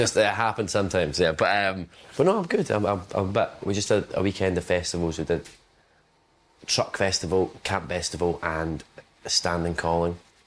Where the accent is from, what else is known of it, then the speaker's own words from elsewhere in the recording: West Lothian, Scotland, United Kingdom; also born or lived in Glasgow; I was born in Glasgow. So I was born, like, I'd say 10 minutes from there. I lived there for, like, 4 years. Then I moved out to a place called West Lothian, which is, like, closer to Edinburgh